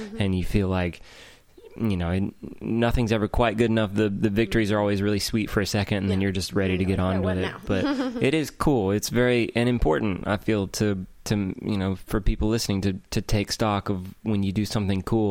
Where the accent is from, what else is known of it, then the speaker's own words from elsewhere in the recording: Georgia, United States; now in Nashville, United States; I'm from Georgia